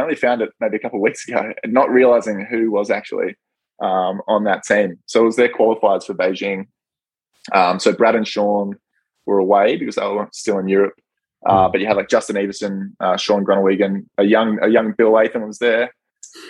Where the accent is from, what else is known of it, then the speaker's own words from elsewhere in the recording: Darwin, Northern Territory, Australia; also born or lived in rural Australia; Being Aussie